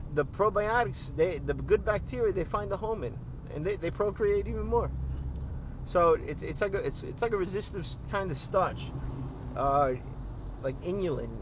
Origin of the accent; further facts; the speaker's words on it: New York City, New York, United States; accent: Brooklyn; the Brooklyn, it comes out sometimes